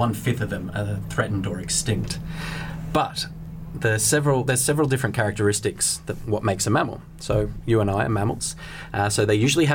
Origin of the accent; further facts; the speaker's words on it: Australia; accent: Australian; now in London, United Kingdom; I'm Australian, as it might be able to detect in my accent